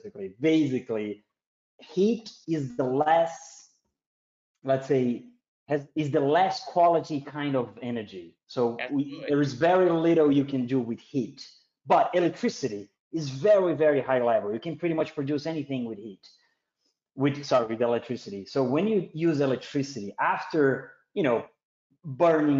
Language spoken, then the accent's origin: English; South Region, Brazil; moved away; I'm third generation of German back in Brazil. Actually, so. In the south of Brazil